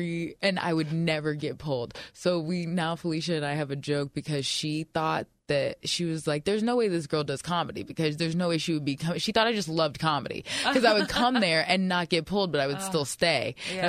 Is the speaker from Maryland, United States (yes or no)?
yes; Baltimore, Maryland, United States; born there; And then my parents live in Florida, and I was born in Baltimore, so everybody else lives there pretty much.